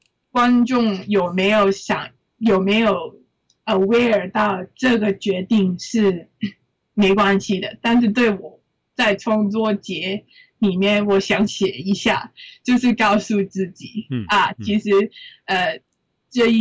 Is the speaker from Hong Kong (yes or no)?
yes; Hong Kong; 我觉得我是香港的香港人